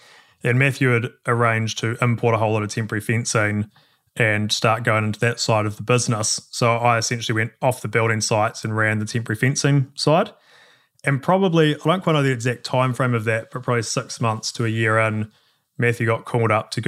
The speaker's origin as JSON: {"language": "English", "town": "Christchurch", "region": "Canterbury", "country": "New Zealand", "tie": "born or raised there", "said": "born and raised in Christchurch, so sort of lived by the university and been here my whole life."}